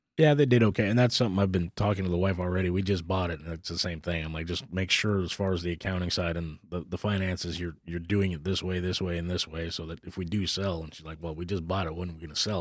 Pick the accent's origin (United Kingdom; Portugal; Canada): Canada; Northern Ontario; now in Texas, United States; I grew up up in Canada, in Northern Ontario, so it's a little small town of eight hundred people in the middle of nowhere.